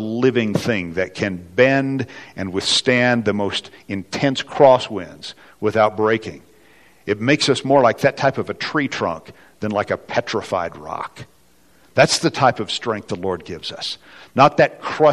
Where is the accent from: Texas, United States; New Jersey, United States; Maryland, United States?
Texas, United States; West; now in Colorado, United States; I grew up in the kind of the barren oil fields of West Texas, which some of you can probably hear in my accent